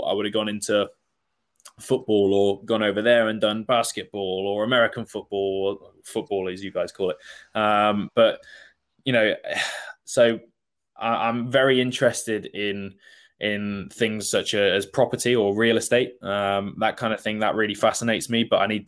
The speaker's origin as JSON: {"language": "English", "town": "Worcester", "region": "West Midlands", "country": "United Kingdom", "said": "So I'm from Worcester"}